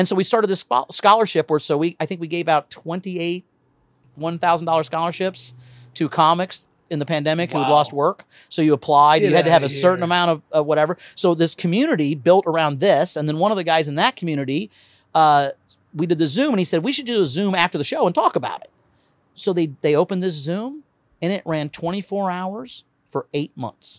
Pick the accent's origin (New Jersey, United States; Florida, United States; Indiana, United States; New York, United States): Indiana, United States; Indianapolis; I'm from Indianapolis. I used to own a comedy club in Indiana, in Indianapolis.